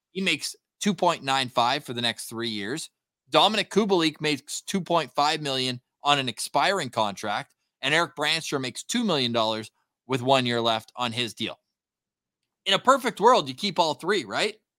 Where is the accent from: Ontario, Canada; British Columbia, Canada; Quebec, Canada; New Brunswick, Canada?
Ontario, Canada; Ottawa; moved away; I'm from Ottawa, but don't live there right now